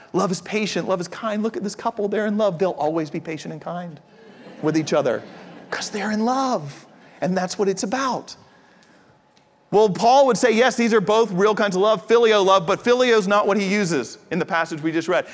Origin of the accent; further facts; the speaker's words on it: United States; also born or lived in Japan; I'm from the States